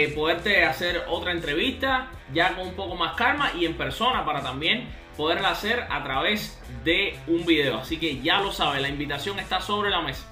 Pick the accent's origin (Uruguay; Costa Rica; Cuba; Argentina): Cuba; también somos cubanos